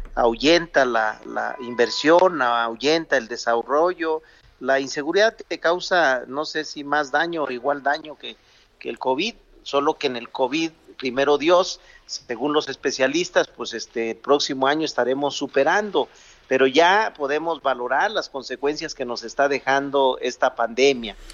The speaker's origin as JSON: {"language": "Spanish", "region": "Zacatecas", "country": "Mexico", "tie": "born or raised there", "said": "en mi tierra, la de Zacatecas"}